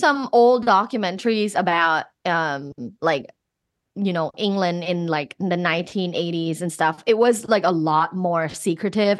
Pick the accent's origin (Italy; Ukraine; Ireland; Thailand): Thailand; moved away; I'm originally from Thailand